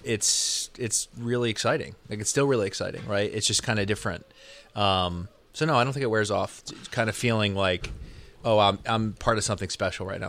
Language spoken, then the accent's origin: English; Connecticut, United States; moved away as an adult; also born or lived in Los Angeles; I grew up in Connecticut, so East Coast guy.